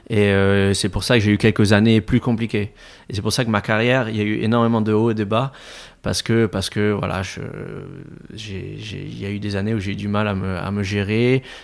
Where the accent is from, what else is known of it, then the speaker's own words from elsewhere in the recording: Réunion, France; also born or lived in Madagascar; je viens de la Réunion, de Madagascar, d'un milieu très modeste.